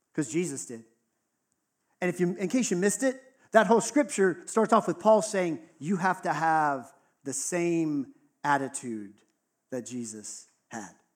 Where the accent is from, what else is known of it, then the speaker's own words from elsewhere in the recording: Texas, United States; I grew up in Texas, right? So it was in the South